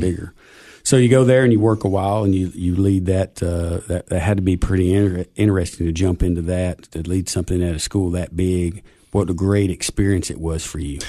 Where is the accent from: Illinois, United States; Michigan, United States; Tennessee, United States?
Tennessee, United States; Cookeville; Tennessee Tech, even though it was in my hometown